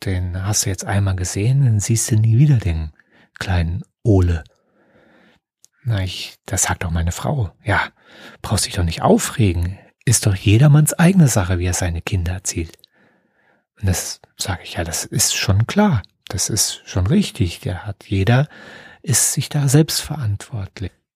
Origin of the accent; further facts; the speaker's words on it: Germany; bei uns in Deutschland